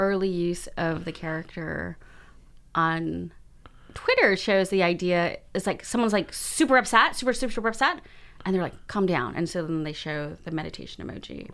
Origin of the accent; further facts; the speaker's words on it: United States; I'm Chinese American